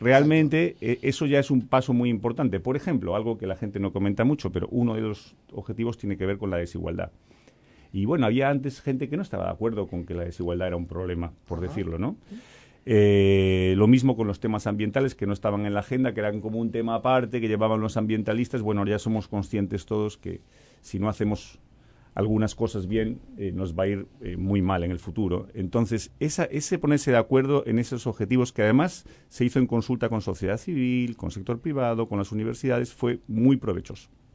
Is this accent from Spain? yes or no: yes; Galicia, Spain; now in Uruguay; yo vengo de Galicia, soy gallego